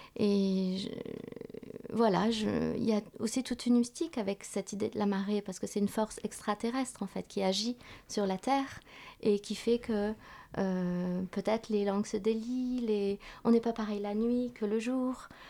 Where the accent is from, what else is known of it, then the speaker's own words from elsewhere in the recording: Vietnam; moved away; dans mon pays d'origine